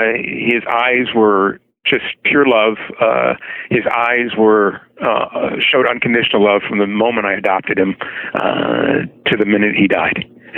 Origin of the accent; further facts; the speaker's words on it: Detroit, Michigan, United States; moved away; I left there a long, long time ago. It was my hometown. I appreciated growing up there. I had fun growing up there.